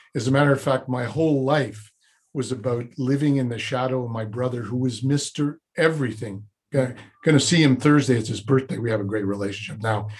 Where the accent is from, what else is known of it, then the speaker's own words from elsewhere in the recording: Montreal, Quebec, Canada; moved away as an adult; also born or lived in Vancouver / Toronto; now in Montreal, Canada; I was born in Montreal